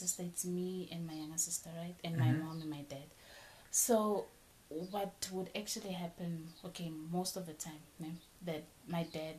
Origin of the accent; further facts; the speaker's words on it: Mozambique; Okay. I'm from Mozambique, guys.